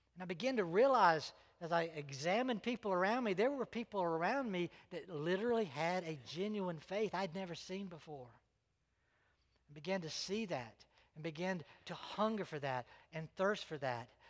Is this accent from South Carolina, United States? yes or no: yes; Greenville, South Carolina, United States; also born or lived in North Augusta, South Carolina; my parents moved to Greenville, and Greenville was where I was raised